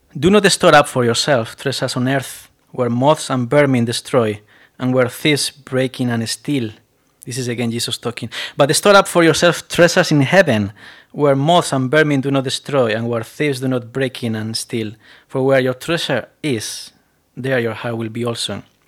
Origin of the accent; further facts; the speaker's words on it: Spain; accent: Spanish; English is a second language; moved away; my accent is still very Spanish accent